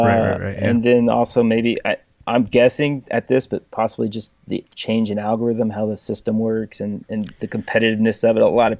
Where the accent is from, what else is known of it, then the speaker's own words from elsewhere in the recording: Texas, United States; I went to work for a custom door maker here in my hometown